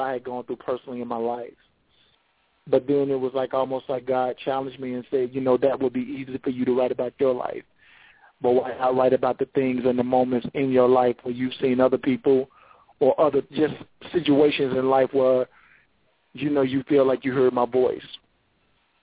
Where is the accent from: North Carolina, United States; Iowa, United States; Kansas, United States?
North Carolina, United States; Charlotte; I am from Charlotte, North Carolina